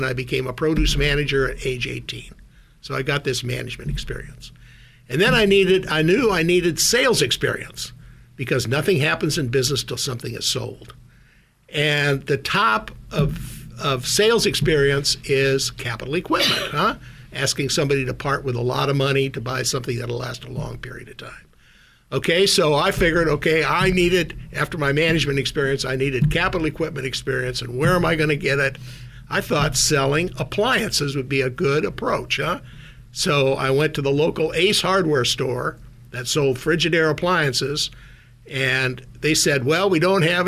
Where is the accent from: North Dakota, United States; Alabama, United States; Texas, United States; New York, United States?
North Dakota, United States; Minot; born or raised there; also born or lived in Minnesota; now in Silicon Valley, United States